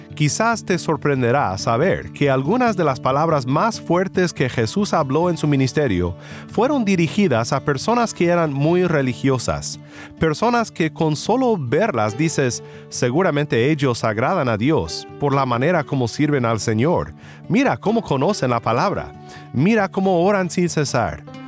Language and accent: Spanish; Mexico; como decimos en mi pueblo en México